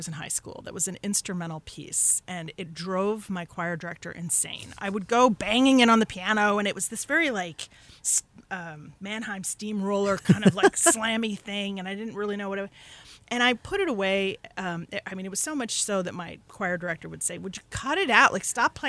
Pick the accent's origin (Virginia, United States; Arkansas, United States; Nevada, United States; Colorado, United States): Colorado, United States; Denver; moved away as an adult; also born or lived in New York / New York City; now in Hudson Valley, United States; I was born in New York, but I was raised in Colorado